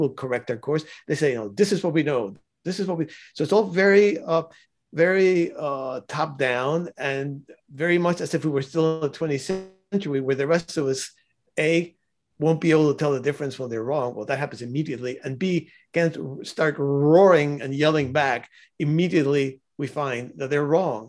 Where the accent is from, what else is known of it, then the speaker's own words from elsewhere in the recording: Cuba; I was born in Cuba